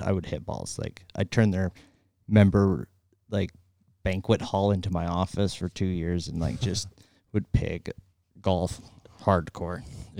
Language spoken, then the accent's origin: English; Canada; we're from Canada.